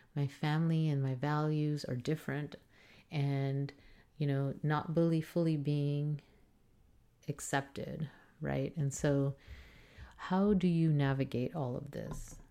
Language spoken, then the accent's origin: English; South Texas, United States; as I grew up in South Texas, which is primary, primarily Hispanic